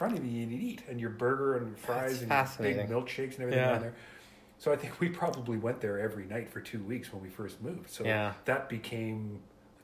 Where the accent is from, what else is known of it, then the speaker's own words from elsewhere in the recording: Vancouver, British Columbia, Canada; also born or lived in England / Montreal; I grew up in Vancouver